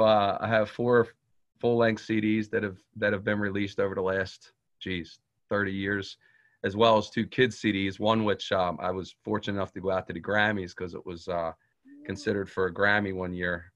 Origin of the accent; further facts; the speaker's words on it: Cape May, New Jersey, United States; I was born and raised in in Cape May County, um, Cape May and Lower Township area.